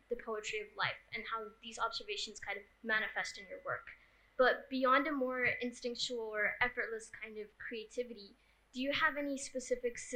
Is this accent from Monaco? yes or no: no; Pakistan; I'm also from Pakistan, and I'm 17 years old.